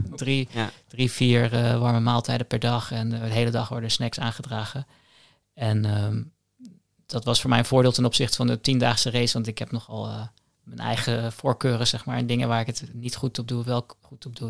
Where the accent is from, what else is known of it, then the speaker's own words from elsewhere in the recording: The Hague, South Holland, Netherlands; Ik woon in Den Haag. Ik ben ook geboren in Den Haag